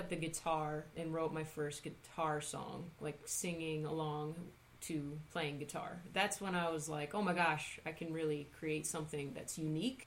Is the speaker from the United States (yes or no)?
yes; Newburgh, New York, United States; I grew up in Newburgh, New York